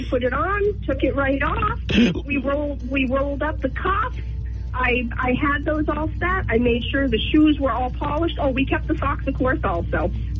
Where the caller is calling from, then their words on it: Loudon, New Hampshire, United States; from Loudoun.